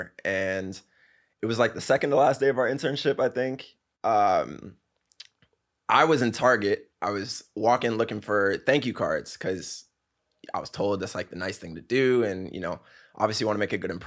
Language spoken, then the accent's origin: English; Virginia, United States; also born or lived in Maryland / Massachusetts; now in New York, United States; from the DMV area, Virginia. Grew up in Virginia, moved to Maryland when I was a bit older